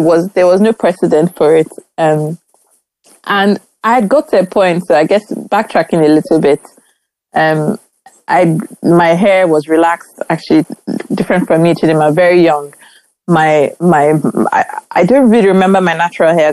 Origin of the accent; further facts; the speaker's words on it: Nigeria; growing up in Nigeria